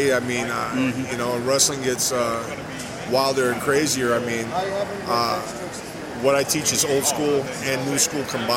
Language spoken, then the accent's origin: English; Miami, Florida, United States; I'm from Miami, Florida, where I'm born, raised